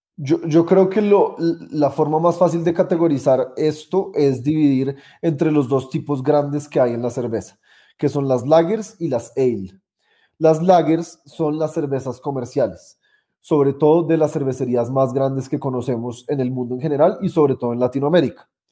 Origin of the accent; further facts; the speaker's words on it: Colombia; also born or lived in United States; cuando volví a Colombia, empecé una cervecería